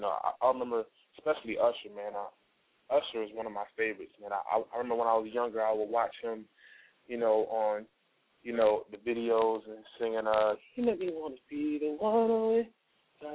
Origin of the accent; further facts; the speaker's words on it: Rochester, New York, United States; moved away as an adult; now in Atlanta, United States; I'm from Rochester, New York, upstate New York. It's near Buffalo, but that's where I'm from, the Rock Town. Shout out to the Rock Town. That's my hometown